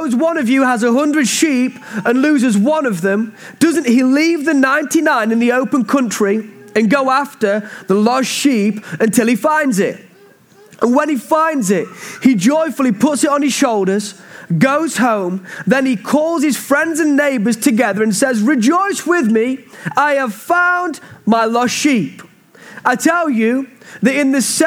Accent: Mansfield, East Midlands, United Kingdom; We love this town called Mansfield, and really this is my hometown. I grew up in a church called Bosworth Street

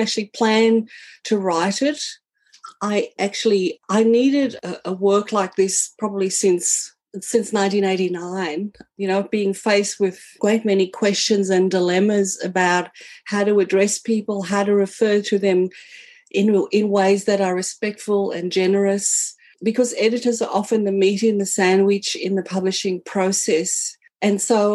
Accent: South Africa; moved away as an adult; now in Australia; I am a South African born. I came to Australia in 1986 as a 21-year-old, and I've lived here ever since

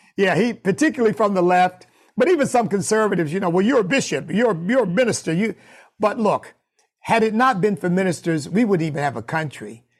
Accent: United States; as an American of African ancestry

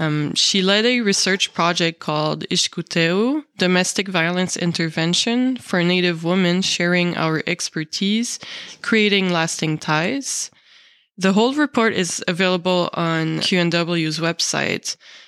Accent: Montreal, Quebec, Canada; also born or lived in British Columbia; I am from Montreal. I am a non-Indigenous woman.

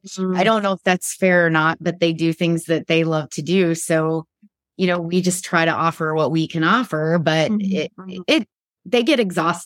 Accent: Midwest, United States; I grew up in the Midwest

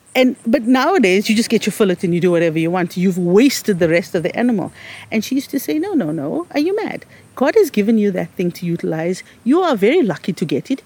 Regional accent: South Africa; living in a South African context as an Indian, because we were black, um, you know, we were squashed into the, what was called the Asiatic Bazaar

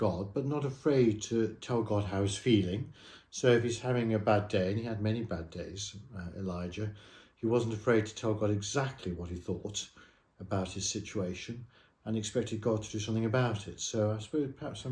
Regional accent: Leicester, East Midlands, United Kingdom; I grew up in the Midlands, so I'm a Leicester man

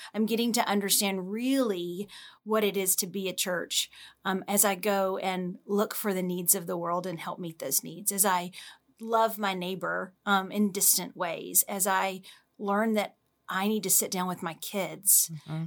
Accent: Louisiana, United States; moved away as an adult; now in Dallas, United States; I'm initially from Louisiana

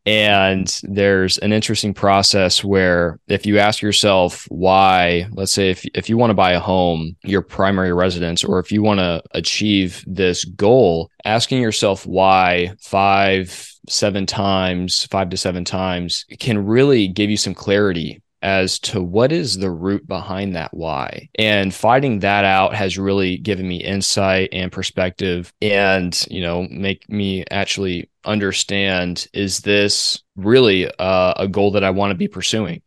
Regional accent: Phoenix, Arizona, United States; I'm from Phoenix

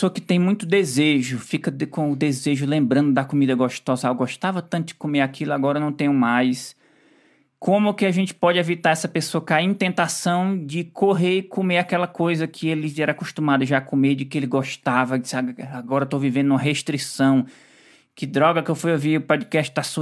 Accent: Ceará, Brazil; Eu sou cearense, adoro comer farofa.

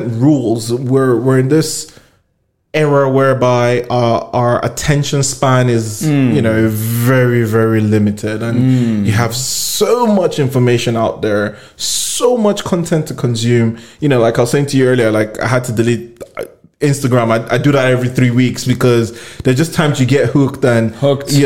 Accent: Nigeria; moved away; I come in from Nigeria

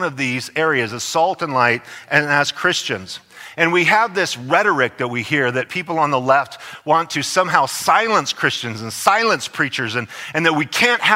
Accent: Idaho, United States; now in California, United States; I'm from Idaho.

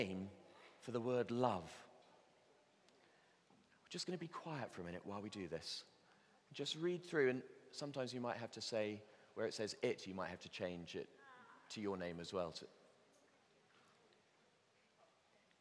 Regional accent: Bristol, South West England, United Kingdom; I grew up in Bristol

